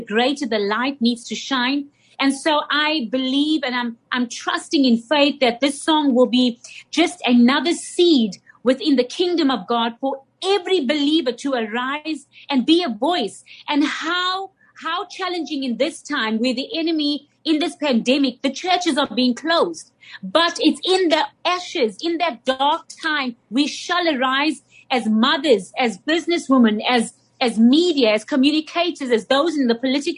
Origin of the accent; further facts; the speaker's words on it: South Africa; as a South African, I've been able to see the transitions that our nation has gone through